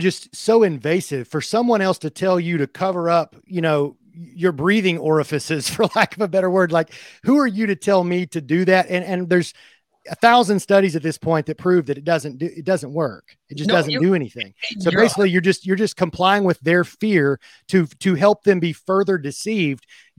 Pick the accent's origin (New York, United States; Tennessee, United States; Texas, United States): Tennessee, United States; Murfreesboro; That's where I grew up. I grew up in Murfreesboro.